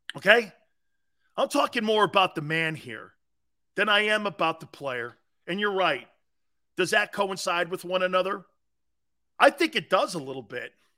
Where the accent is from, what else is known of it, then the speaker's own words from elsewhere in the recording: United States; it's great to be an American. Being an American means a lot of great things.